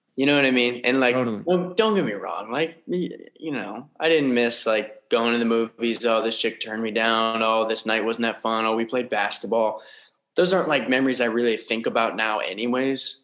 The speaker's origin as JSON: {"language": "English", "town": "Las Vegas", "region": "Nevada", "country": "United States", "tie": "born or raised there", "said": "grew up in uh, Las Vegas, Nevada"}